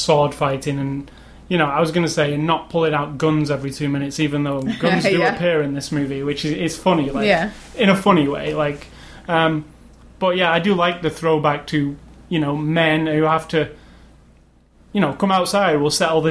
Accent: England, United Kingdom; I'm English

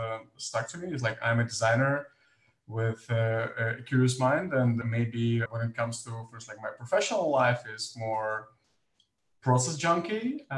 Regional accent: Kyiv, Ukraine; moved away as an adult; now in Amsterdam, Netherlands; I'm originally from Kyiv, Ukraine

